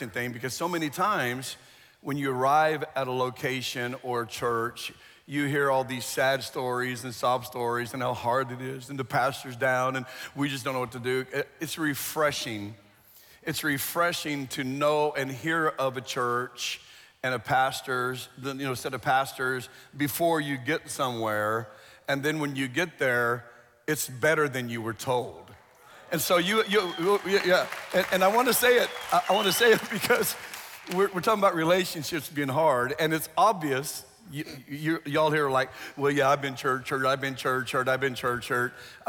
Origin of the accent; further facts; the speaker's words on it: Phoenix, Arizona, United States; Well, Phoenix area.